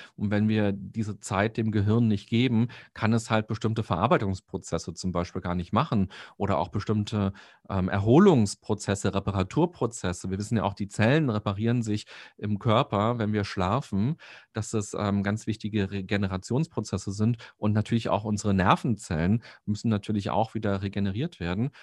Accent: Berlin, Germany; als Berliner

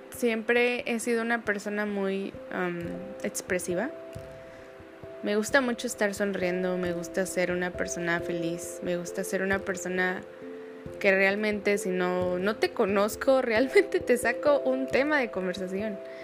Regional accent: Guadalajara, Jalisco, Mexico; moved away as an adult; now in Manzanillo, Mexico; soy de Guadalajara, Jalisco y estoy viviendo en Manzanillo

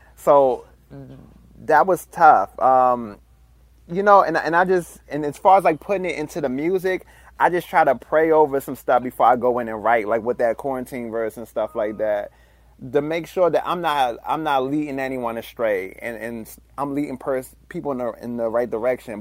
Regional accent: Washington, District of Columbia, United States; Growing up in Washington, D C

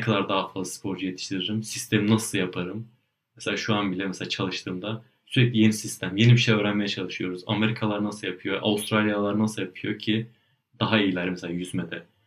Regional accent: Turkey; now in Germany; ben Türkiye'de doğdum büyüdüm.

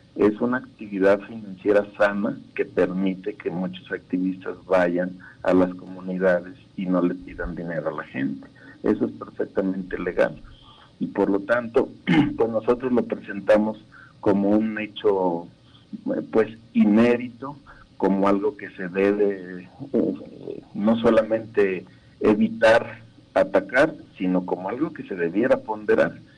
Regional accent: Mexico; porque somos mexicanos

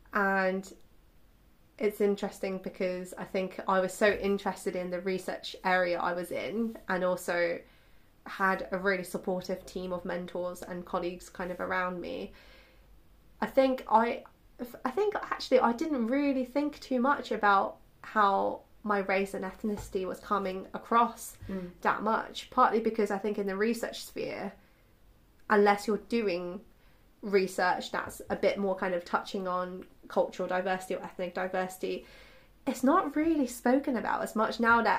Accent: China; English is a second language; actually I was born in China and I grew up in China

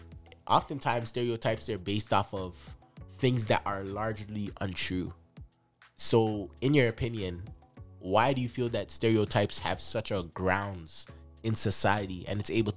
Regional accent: Jamaica; no, I'm Jamaican.

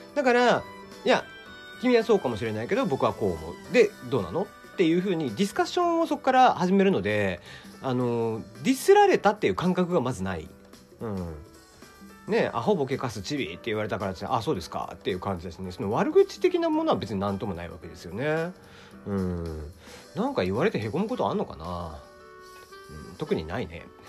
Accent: Kyushu, Japan

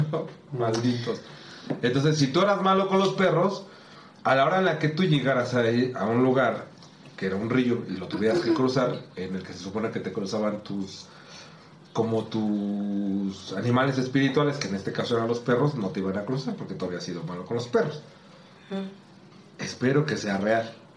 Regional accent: Mexico; yo sí me siento felizmente mexicano y felizmente y orgulloso de, nuestras raíces

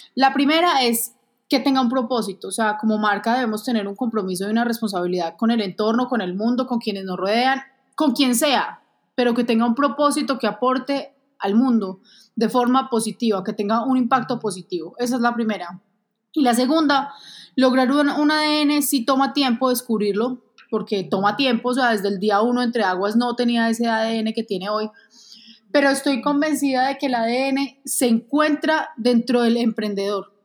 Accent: Manizales, Caldas, Colombia; also born or lived in Bogotá; Realmente nací en Bogotá, me adoptaron mis papás cuando tenía un mes de nacida y viví toda la vida en Manizales.

